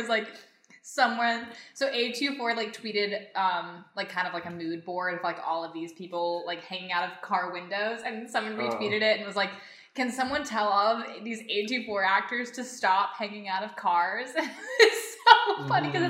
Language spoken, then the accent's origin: English; Chattanooga, Tennessee, United States; moved away; I'm from Chattanooga, Tennessee